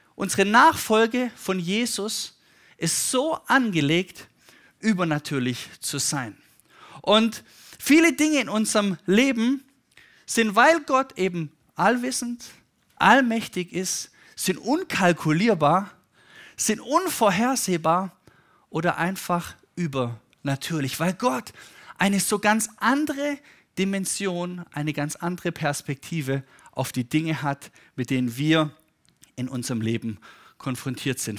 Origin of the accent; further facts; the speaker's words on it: Stuttgart, Baden-Württemberg, Germany; mit meinen Eltern, die auch Pastoren sind, auf einer Konferenz war bei uns in Stuttgart